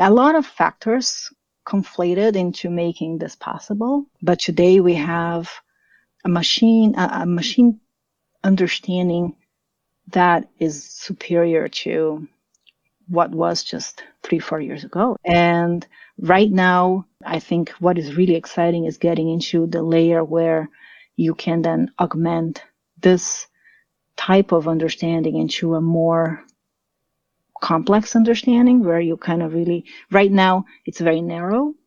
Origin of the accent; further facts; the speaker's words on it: São Paulo, Brazil; moved away as an adult; also born or lived in Germany; now in United States; So I'm from Brazil. I'm from São Paulo, and I, I left Brazil when I was 19. So I mm. did up to high school in Brazil